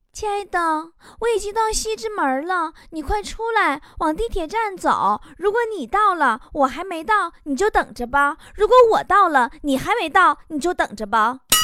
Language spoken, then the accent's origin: Chinese; China; 我们中国人